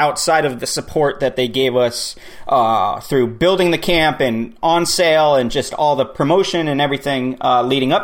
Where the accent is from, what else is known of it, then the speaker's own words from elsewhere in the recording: Vermont, United States; Born and raised in Vermont.